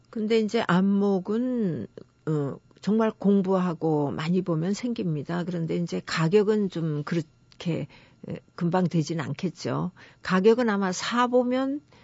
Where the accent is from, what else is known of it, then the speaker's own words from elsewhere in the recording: Jeju City, Jeju, South Korea; moved away as an adult; 제가 제주시에 아주 그 옛날 마을이 있는 묵은성이라는 데가 있습니다. 거기서 네. 제가 태어나서 지금도 친정이 거기 있거든요. 음. 예, 그런 데서 자랐는데